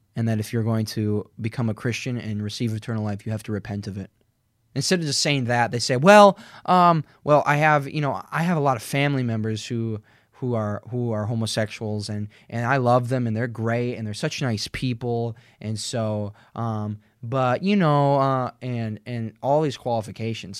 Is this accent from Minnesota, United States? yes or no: yes; Minnesota, United States; now in Fargo, United States; I've only ever lived in two places where I grew up in Perth, Minnesota, and then an hour and ten minutes west in Fargo, where I am right now